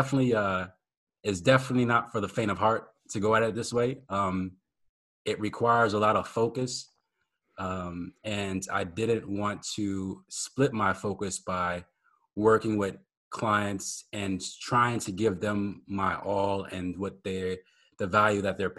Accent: Maryland, United States; also born or lived in New Orleans / Germany; I was born in New Orleans, but I was raised in Maryland. And when I got to Maryland, it's pretty young. My dad joined the military, and then we were stationed in Germany for 3 years.

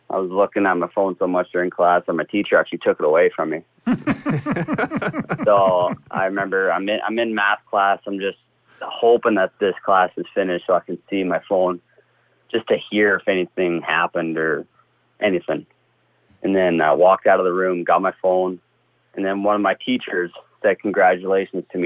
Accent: Yorkton, Saskatchewan, Canada; born or raised there; also born or lived in Chestermere, Alberta; now in Saskatoon, Canada

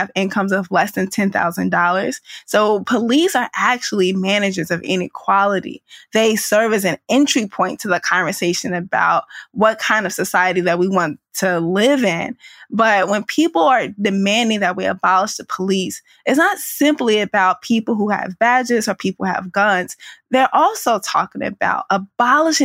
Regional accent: St. Louis, Missouri, United States; I grew up at the edge of South St. Louis, right near the downtown area

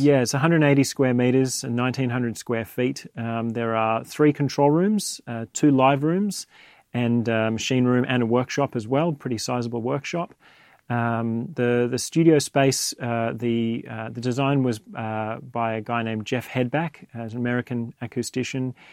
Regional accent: Australia; now in London, United Kingdom; I was born in Australia, raised there.

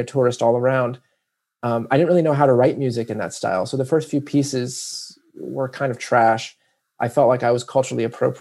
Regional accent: New Mexico, United States; moved away; my experience as American born from New Mexico

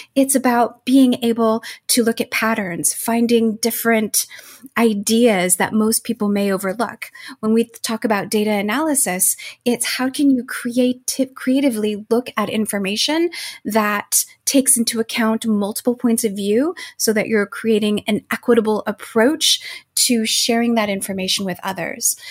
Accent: Arizona, United States; moved away; growing up in Arizona, and majority of my family still lives there.

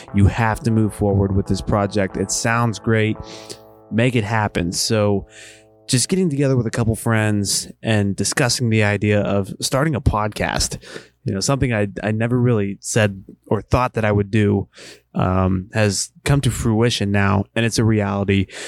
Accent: Western Pennsylvania, United States; moved away as an adult; also born or lived in Eastern Ohio; now in Ohio, United States; I live in Eastern Ohio. I grew up in Western Pennsylvania.

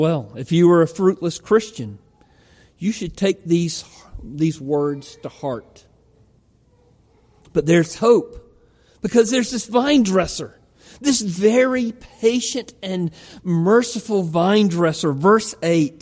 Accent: Georgia, United States; accent: Georgia; moved away; I'm from Georgia. Houston, with a great, beautiful Georgia accent

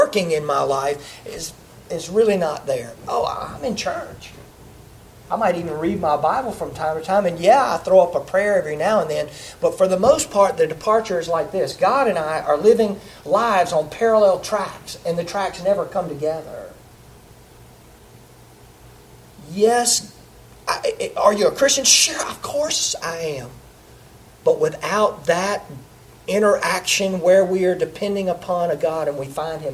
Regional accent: the South, United States; I'm from the South. I grew up in the South. I'm a Southerner

